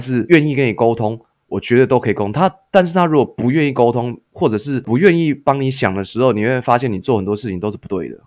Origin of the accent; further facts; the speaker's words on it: Taiwan; moved away as an adult; also born or lived in Canada; 因为老板他是看我台湾人嘛